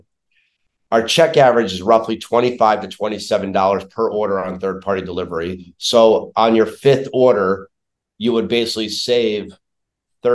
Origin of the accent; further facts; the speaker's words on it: New York City, New York, United States; moved away as an adult; now in Chicago, United States; originally born and raised in New York City